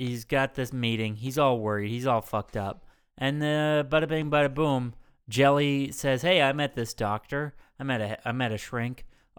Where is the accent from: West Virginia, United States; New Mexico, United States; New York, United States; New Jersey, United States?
New York, United States; I grew up on the Upper West Side of Manhattan. I don't got to worry about no cops.